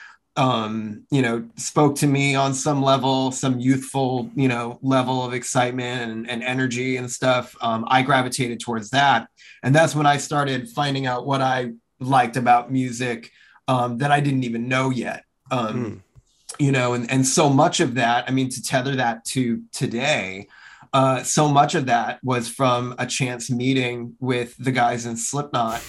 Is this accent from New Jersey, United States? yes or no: yes; New Jersey, United States; where I grew up in New Jersey